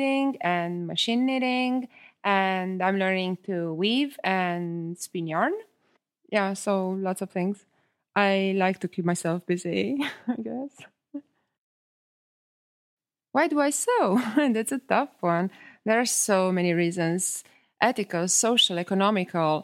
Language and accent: English; Italy; English is a second language; moved away; I come from Italy